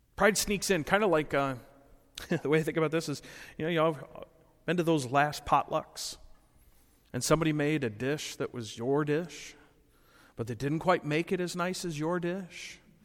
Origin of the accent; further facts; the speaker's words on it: Rockford, Illinois, United States; moved away as an adult; also born or lived in Appleton, Wisconsin; growing up in Rockford for so many years